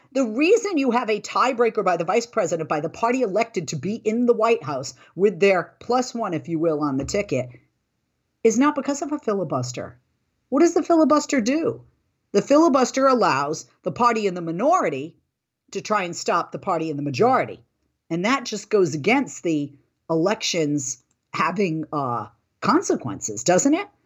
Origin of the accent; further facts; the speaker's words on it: Massachusetts, United States; a Democrat from Massachusetts, my home state